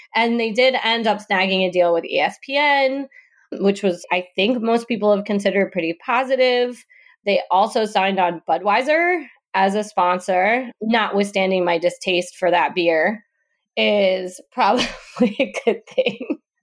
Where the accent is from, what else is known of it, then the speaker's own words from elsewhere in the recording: Detroit, Michigan, United States; I'm from Detroit